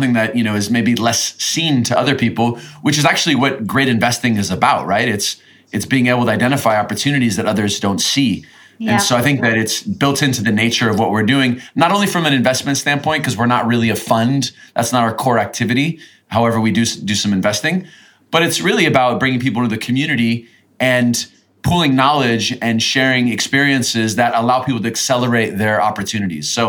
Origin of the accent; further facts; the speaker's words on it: United States; now in Latin America; being an American, living in Latin America